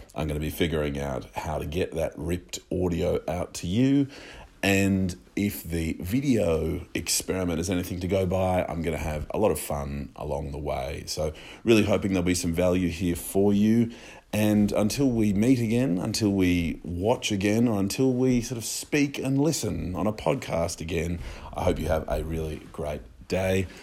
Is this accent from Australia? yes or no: yes; Australia; also born or lived in Sydney; I'm Australian lawyer